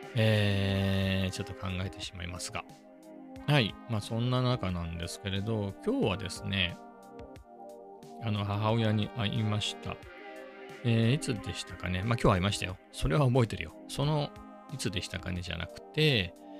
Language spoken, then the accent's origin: Japanese; Ibaraki, Japan; moved away; 僕の田舎